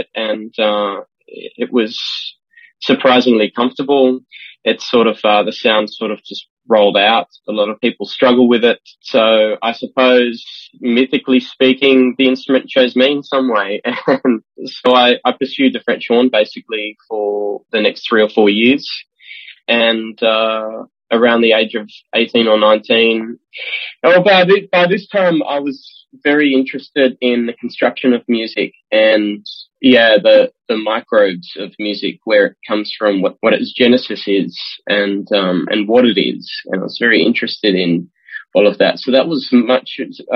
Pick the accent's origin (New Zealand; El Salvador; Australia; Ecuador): Australia; moved away as an adult; now in Amsterdam, Netherlands; I'm Australian. I've been living in the Netherlands since 2009